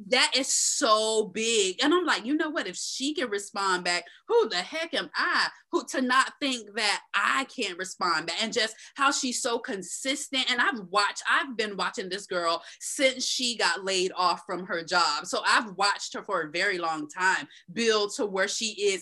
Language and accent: English; Tampa, Florida, United States; also born or lived in Tallahassee; now in Central Florida, United States; I was born and raised in Tampa